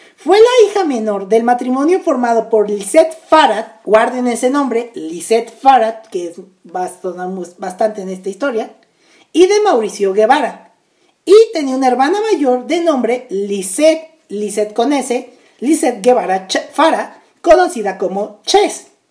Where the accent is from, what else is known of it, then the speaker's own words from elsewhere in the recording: Naucalpan de Juárez, State of Mexico, Mexico; Naucalpan de Juárez, de donde yo soy